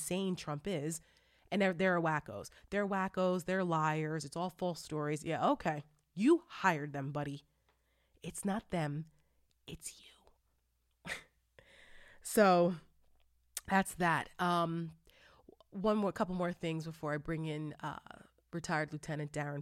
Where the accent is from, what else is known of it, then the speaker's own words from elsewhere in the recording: New Jersey, United States; my home state of New Jersey